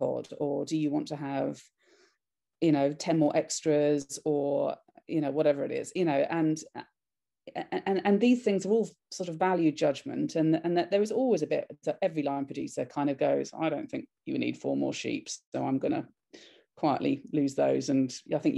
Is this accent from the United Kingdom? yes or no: yes; United Kingdom; I'm a British filmmaker